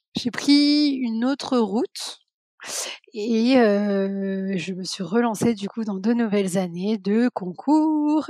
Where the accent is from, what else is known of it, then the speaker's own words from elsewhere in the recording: Paris, Île-de-France, France; j'ai grandi à Paris, je suis née à Paris